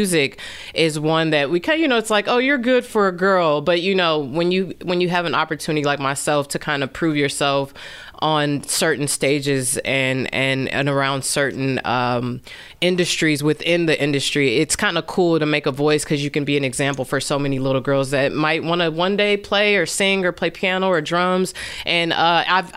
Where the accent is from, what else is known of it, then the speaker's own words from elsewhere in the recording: South Bend, Indiana, United States; I'm from South Bend, born and raised here